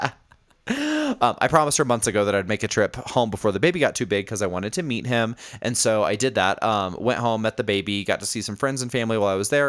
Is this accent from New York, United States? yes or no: no; Indianapolis, Indiana, United States; moved away; I have been in Indianapolis, uh, which is where I'm from. It's my hometown.